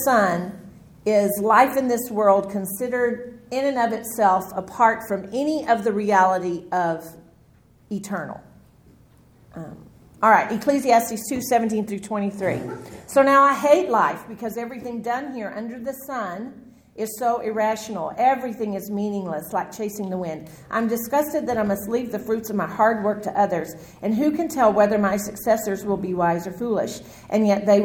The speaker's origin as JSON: {"language": "English", "region": "Texas", "country": "United States", "said": "I'm from Texas"}